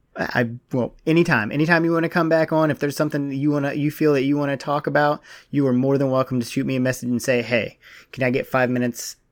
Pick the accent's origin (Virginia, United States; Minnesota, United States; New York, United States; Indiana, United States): Virginia, United States; I'm from Virginia.